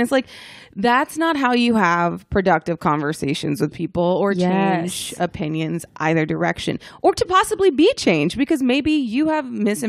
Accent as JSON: {"language": "English", "town": "Dallas", "region": "Texas", "country": "United States", "said": "Yeah, I mean, you know, I'm from Dallas, so I get it."}